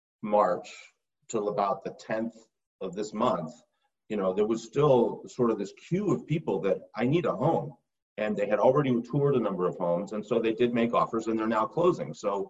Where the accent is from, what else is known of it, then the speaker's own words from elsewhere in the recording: North Carolina, United States; born there; also born or lived in Rochester, New York / Los Angeles; So I was born in North Carolina. We lived three separate times in Rochester, New York, twice